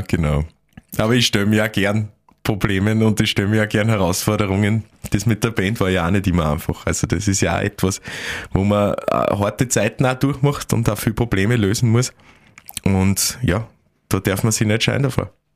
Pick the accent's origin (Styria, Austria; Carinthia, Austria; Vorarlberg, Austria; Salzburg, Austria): Styria, Austria; Admont; moved away as an adult; also born or lived in Graz; now in Vienna, Austria; ich bin dort geboren, ich lebe dort sehr, also ich habe dort gelebt, bis ich 18 war